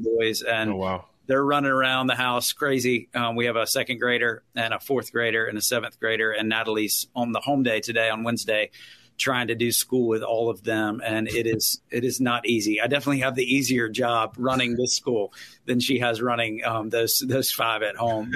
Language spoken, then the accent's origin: English; Winston-Salem, North Carolina, United States; also born or lived in Greensboro, North Carolina; I grew up in Winston Salem